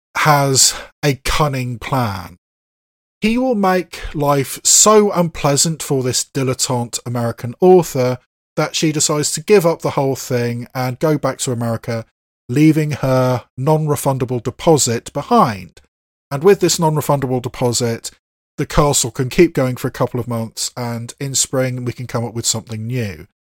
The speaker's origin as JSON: {"language": "English", "country": "United Kingdom", "said": "as a native British person, I mean, I'm not Scottish myself"}